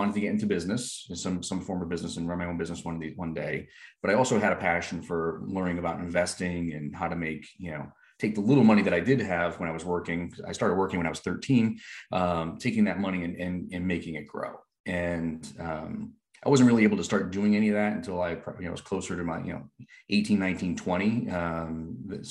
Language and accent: English; Rhode Island, United States; I grew up in Rhode Island